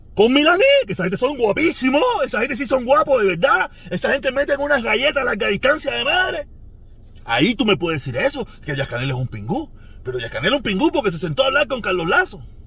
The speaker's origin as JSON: {"language": "Spanish", "country": "Cuba", "moved": "yes", "said": "todos somos cubanos"}